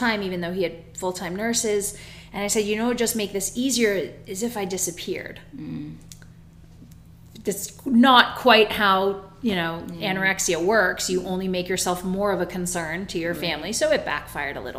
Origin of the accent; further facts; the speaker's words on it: Toronto, Ontario, Canada; moved away as an adult; now in Florida, United States; I come from Toronto, Ontario. Born and raised